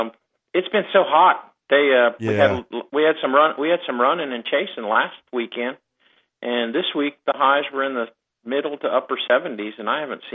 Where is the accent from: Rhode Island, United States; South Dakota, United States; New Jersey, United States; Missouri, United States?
Missouri, United States; moved away; When I was growing up in Missouri in the 70s and early 80s